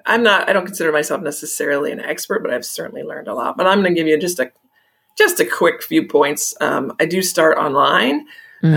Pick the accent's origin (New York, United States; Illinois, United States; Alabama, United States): Illinois, United States; I grew up in Illinois.